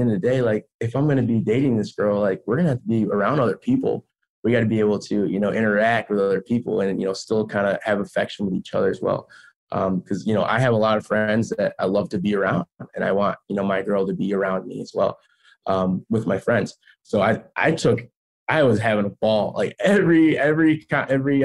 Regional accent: Chicago, Illinois, United States; I'm from Chicago

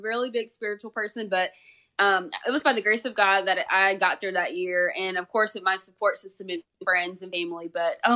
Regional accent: Columbus, Georgia, United States; I went to Columbus State University. It's right here in my hometown

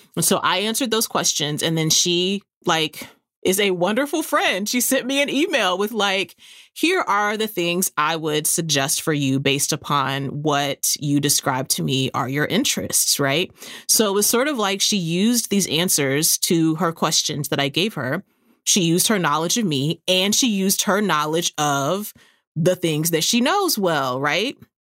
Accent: San Antonio, Texas, United States; moved away; my hometown is San Antonio

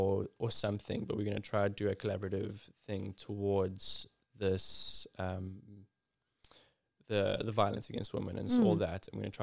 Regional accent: Ballito, KwaZulu-Natal, South Africa; I'm originally from Belito in KZN, and like lived around the surfing lifestyle.

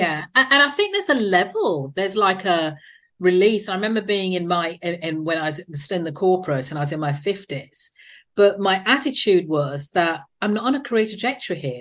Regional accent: United Kingdom; obviously being British

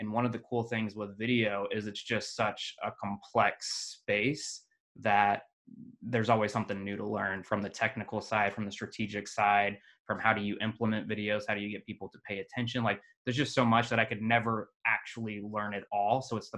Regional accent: Kansas, United States; also born or lived in Las Vegas, Nevada / Iowa / Arizona / Utah; Where was I born? I was born in Las Vegas. I was adopted at a very young age, around two, by my own family. So I quickly moved from Las Vegas to Kansas. So I grew up a country boy, basically, in a city.

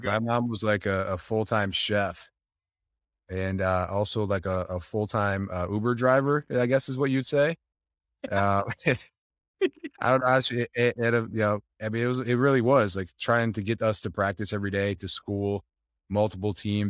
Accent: Buffalo, New York, United States; We grew up in Buffalo, New York.

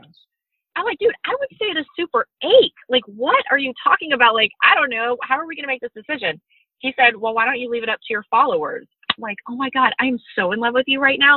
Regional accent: Georgia, United States; I'm from Georgia.

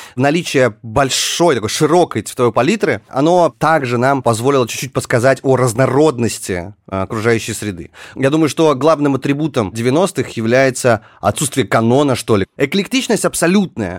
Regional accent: Far North, Russia; moved away; я родился на Крайнем Севере, где действительно все было спокойно

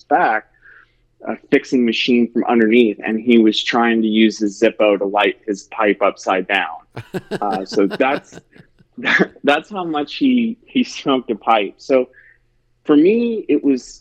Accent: Cincinnati, Ohio, United States; also born or lived in Austin, Texas; I'm a born and bred Midwesterner, born and raised in Cincinnati, Ohio.

